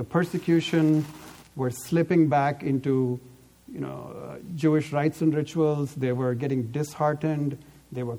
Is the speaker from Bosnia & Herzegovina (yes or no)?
no; Delhi, India; now in Bay Area, United States; I grew up in Delhi, so I know. I live now in the Bay Area